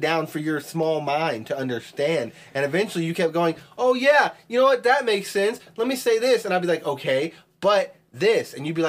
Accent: Texas, United States; I'm from Texas.

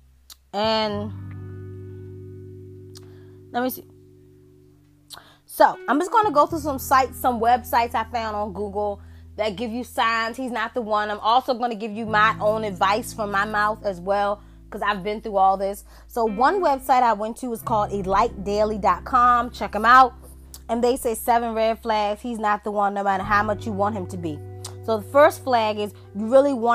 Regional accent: United States; I'm African American

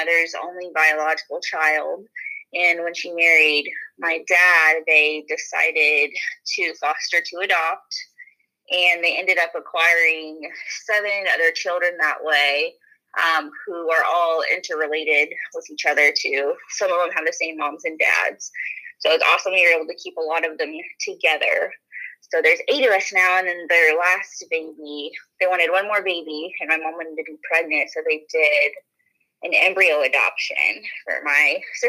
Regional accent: Home, Kansas, United States; moved away as an adult; now in Texas, United States; it's in a small, tiny little town called Home, Kansas.

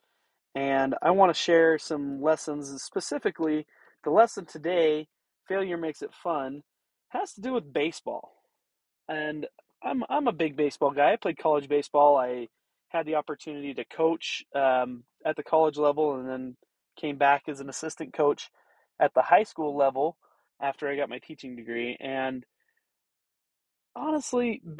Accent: Wyoming, United States; now in Roosevelt, Utah, United States; I grew up in Wyoming

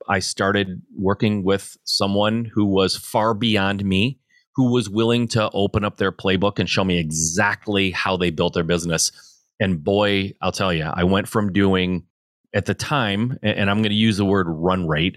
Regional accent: Michigan, United States; I born and raised in Michigan

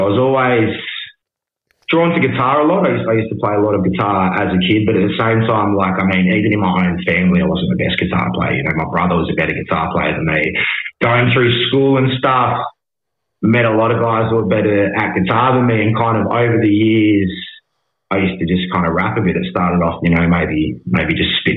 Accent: Hobart, Tasmania, Australia; also born or lived in Melbourne / Brisbane; born and raised in Hobart, man. Since spent a bit of time in Melbourne and Brisbane over the years, but born and raised down here

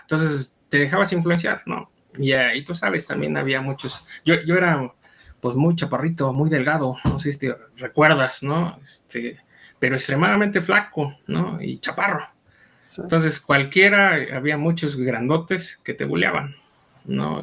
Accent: State of Mexico, Mexico; moved away as an adult; also born or lived in Lolotla, Hidalgo / Chalco, State of Mexico; now in Pachuca, Mexico; por cuestiones de, del trabajo de mi papá migramos y este, yo crecí en el Estado de México.

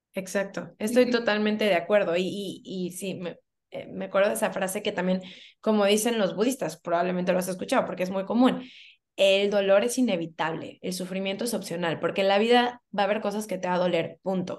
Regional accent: Cancún, Quintana Roo, Mexico; also born or lived in Mexico City; Yo soy de la Ciudad de México, desde muy, muy chiquita me vine a vivir a Cancún

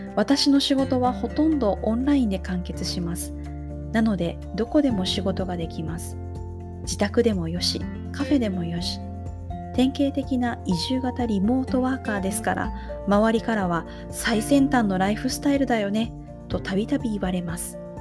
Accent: Osaka, Japan; also born or lived in Tokyo; now in Takayama, Japan; 私はですね大阪で生まれ育った後、えー、東京に、えー、長く住んでいたんですけれども

